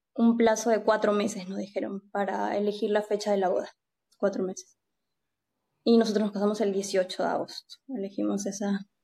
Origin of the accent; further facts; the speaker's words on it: Peru; moved away as an adult; now in Spain; yo estoy casada con un noruego, soy de Perú, lo conocí en España